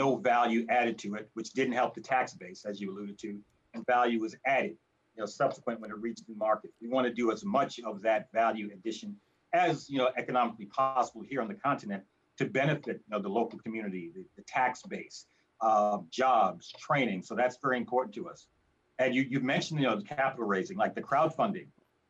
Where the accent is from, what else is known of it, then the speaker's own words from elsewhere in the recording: United States; moved away as an adult; also born or lived in Africa; being an American of African descent and having my experience in America to, you know, a large degree driven by being an American of African descent.